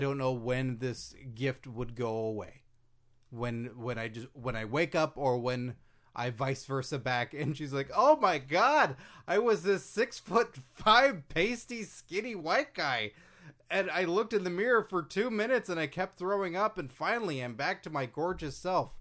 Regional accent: Carrollton, Texas, United States; moved away; I grew up in Dallas. That's my hometown, specifically Carrollton, which is a city just outside of Dallas

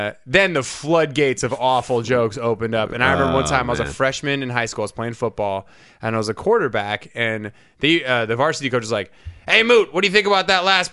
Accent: Whidbey Island, Washington, United States; I grew up in Washington, so it was like Whidbey Island.

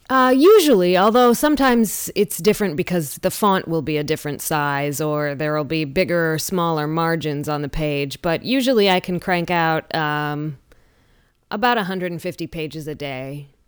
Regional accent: Lansing, Michigan, United States; born or raised there

